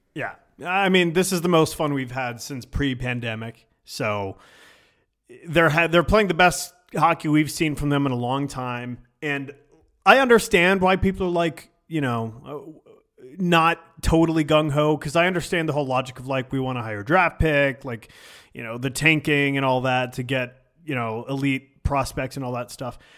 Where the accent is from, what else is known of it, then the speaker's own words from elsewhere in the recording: Richmond, Virginia, United States; also born or lived in Syracuse, New York; I moved down here when I was, I moved to Richmond, Virginia when I was, like, eight